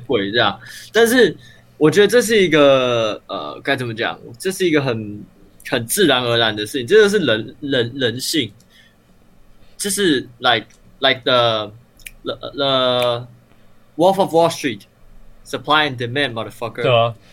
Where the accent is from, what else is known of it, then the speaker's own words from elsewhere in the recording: Taiwan; 我台湾人啊